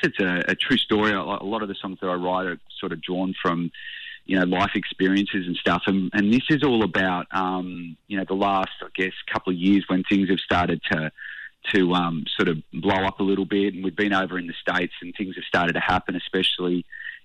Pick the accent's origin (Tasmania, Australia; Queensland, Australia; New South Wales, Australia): Tasmania, Australia; I grew up in Tassie in a small town